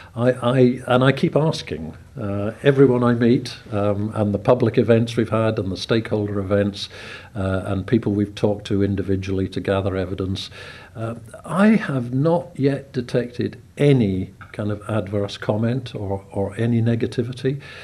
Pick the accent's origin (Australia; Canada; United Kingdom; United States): United Kingdom; Scotland; now in Isle of Man; I come from Scotland